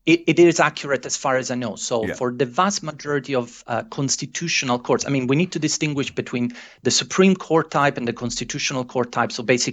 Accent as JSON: {"language": "English", "country": "Italy", "said": "I might be biased, fair enough, I'm originally from Italy, but I do think that the Italian system represents a very good compromise."}